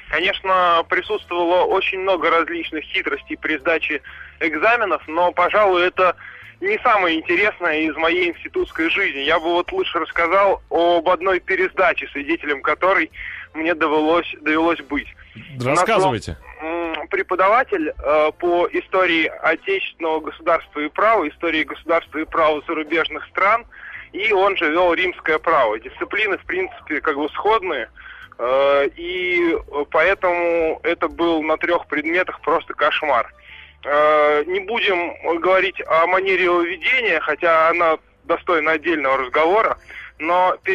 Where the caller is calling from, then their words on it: Moscow, Russia; я из Москвы.